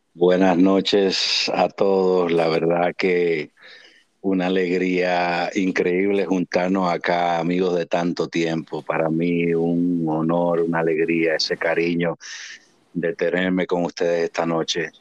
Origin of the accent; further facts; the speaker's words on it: Santo Domingo, Distrito Nacional, Dominican Republic; nací en Ciudad Capital, Santo Domingo en el año 1975, en febrero, del 16 de febrero. Y en la zona de Gascue, donde estaban mis padres en ese tiempo.